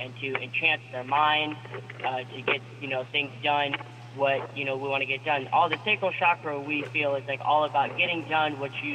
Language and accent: English; Pensacola, Florida, United States; moved away as an adult; also born or lived in New York; I was born in here in Pensacola, Florida